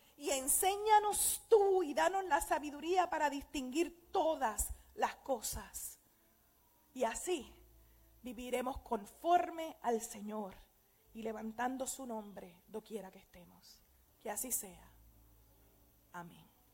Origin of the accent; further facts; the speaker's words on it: Aguadilla, Puerto Rico; Yo tengo una amiga que nos criamos juntas en Aguadilla